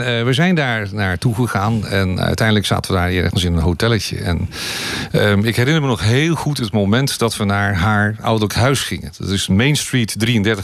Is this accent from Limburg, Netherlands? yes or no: no; Amsterdam, North Holland, Netherlands; now in Hoofddorp, Netherlands; ik ben geboren getogen in Amsterdam